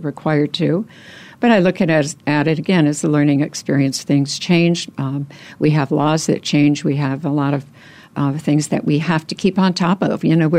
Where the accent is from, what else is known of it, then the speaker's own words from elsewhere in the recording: Wisconsin, United States; moved away as an adult; Well, I relocated here from Wisconsin, so I'm a Midwesterner. I've been here 20 years. I actually started in the business while in Wisconsin.